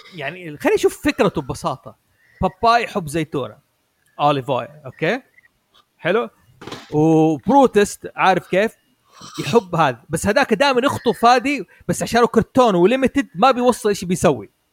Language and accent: Arabic; Saudi Arabia; نحن كان عندنا في السعوديه